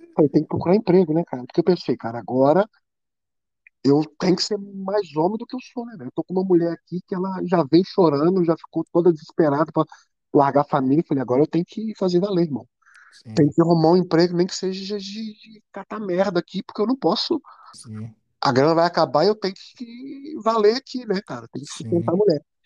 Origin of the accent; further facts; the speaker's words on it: Belo Horizonte, Minas Gerais, Brazil; now in Portugal; eu sou de Minas Gerais, Belo Horizonte, né? Sou de BH